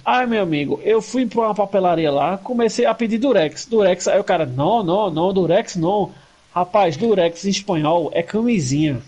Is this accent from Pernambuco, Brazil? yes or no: yes; Recife, Pernambuco, Brazil